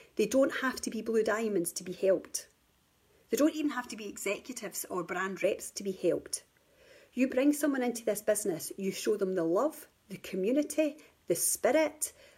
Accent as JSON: {"language": "English", "region": "Scotland", "country": "United Kingdom", "also_born_or_lived": "England", "moved": "yes", "said": "I live in Scotland and England. I live between both at the moment. I'm originally from Scotland"}